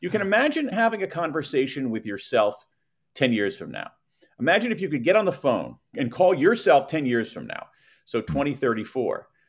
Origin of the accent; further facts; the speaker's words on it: American Midwest, United States; I grew up in the American Midwest